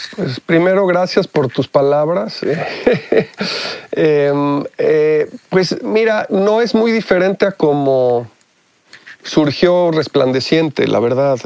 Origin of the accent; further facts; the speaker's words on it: Mexico; moved away as an adult; also born or lived in Mexico City; now in United States; mi educación fue 100% en México, en, en escuelas mexicanas